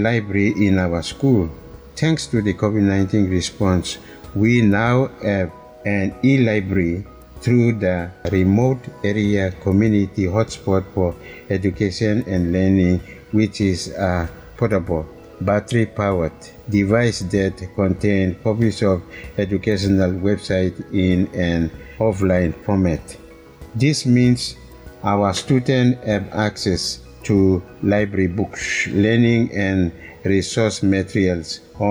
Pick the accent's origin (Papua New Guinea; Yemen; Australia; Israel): Papua New Guinea; Chimbu Province; also born or lived in Central Province / National Capital District; now in Port Moresby, Papua New Guinea; I'm from Chimbu province